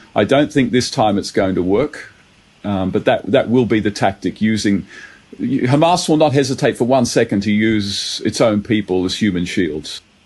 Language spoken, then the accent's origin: English; Sydney, New South Wales, Australia; I grew up in Bankstown, uh, very very multicultural area